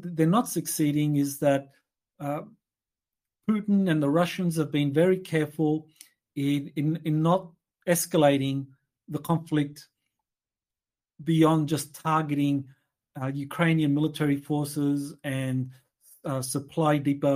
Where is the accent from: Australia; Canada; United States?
Australia; I come from Australia